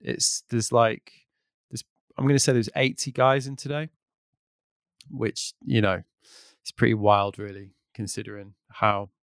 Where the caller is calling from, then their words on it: Brighton, South East England, United Kingdom; Uh, I'm in Brighton in the UK.